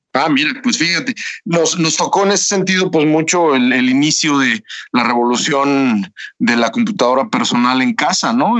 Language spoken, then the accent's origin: Spanish; Toluca, State of Mexico, Mexico; moved away as an adult; now in Silicon Valley, United States; Yo soy de Toluca